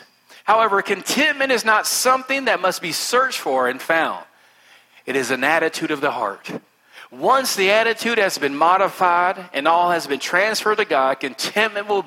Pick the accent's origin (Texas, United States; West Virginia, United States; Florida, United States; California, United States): West Virginia, United States; I'm from West Virginia.